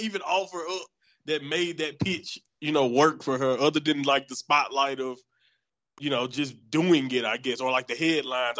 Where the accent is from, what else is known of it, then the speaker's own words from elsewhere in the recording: Southern United States, United States; I'm from Southern United States